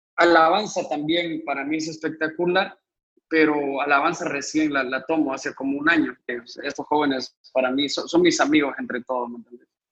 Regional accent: Honduras; also born or lived in Guatemala; nací en Guatemala y vine a cumplir siete años aquí a, aquí a Honduras. Entonces, casi que toda mi vida aquí.

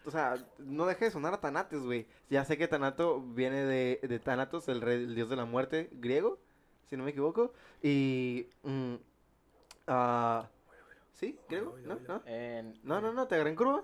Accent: Mexico; nosotros como mexicanos

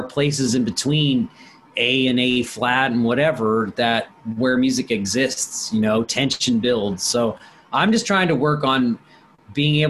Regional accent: Washington, District of Columbia, United States; I'm from Washington, D.C. I grew up around it

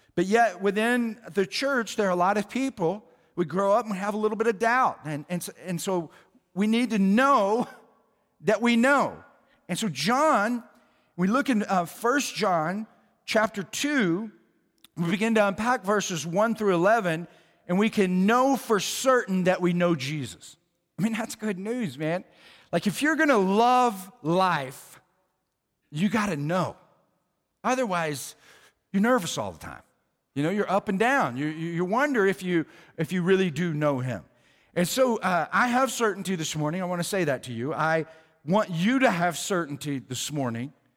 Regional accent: Oklahoma, United States; moved away; I was from Oklahoma

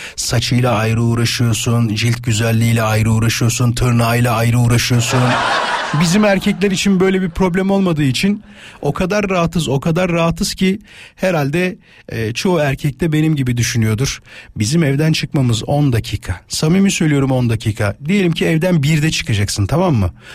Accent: İzmit, Kocaeli, Turkey; moved away; memleketim İzmit'e

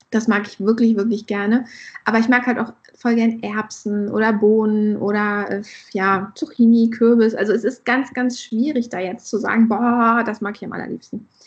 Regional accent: Hesse, Germany; moved away; also born or lived in northern Germany; ich komme ja nicht ursprünglich aus dem Norden, ich bin ja eher aus Hessen

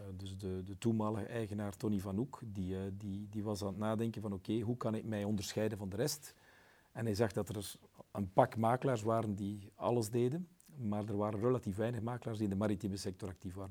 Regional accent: West Flanders, Belgium; Ik ben West-Vlaming

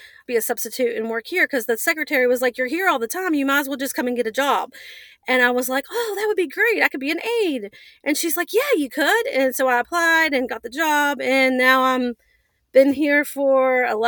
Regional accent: United States; I'm from Upshur County.

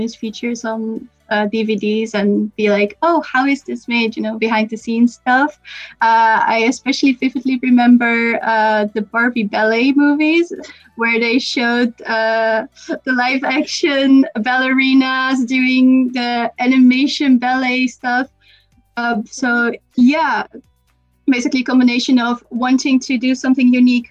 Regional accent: Netherlands; I'm from the Netherlands.

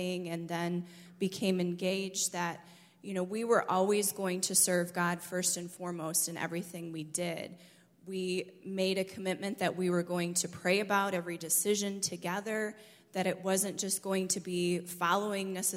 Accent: Michigan, United States; moved away as an adult; I grew up in Michigan and lived there until I was 20 years old

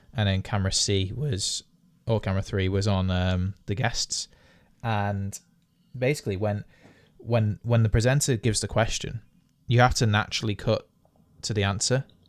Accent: United Kingdom; we're British

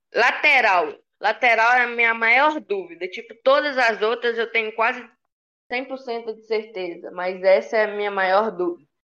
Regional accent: Brazil; Nós, brasileiros

